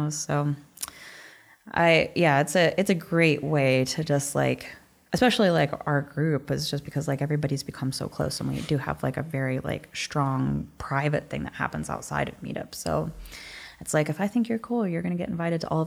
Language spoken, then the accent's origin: English; West Virginia, United States; I'm from West Virginia